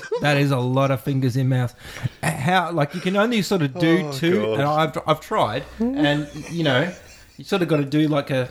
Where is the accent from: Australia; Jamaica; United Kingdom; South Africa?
Australia; accent: Australian; With my horrible Australian accent?